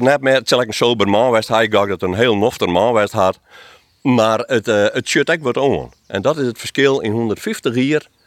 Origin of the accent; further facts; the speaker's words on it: Friesland, Netherlands; ik als Bevelitser